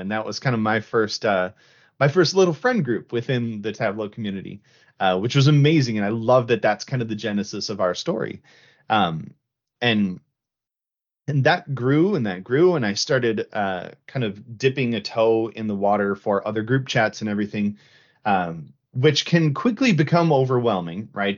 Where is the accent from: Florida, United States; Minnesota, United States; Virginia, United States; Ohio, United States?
Minnesota, United States; the Midwest; I'm from the Midwest